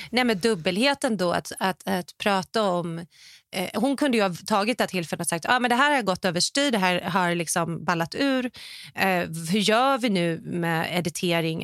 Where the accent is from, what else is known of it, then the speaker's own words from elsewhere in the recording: Sweden; also born or lived in Hollywood; now in Los Angeles, United States; hemma i Sverige